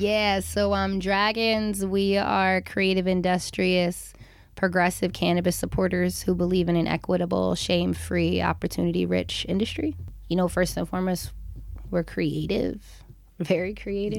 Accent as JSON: {"language": "English", "region": "Hawaii", "country": "United States", "tie": "born or raised there", "said": "growing up in Hawaii"}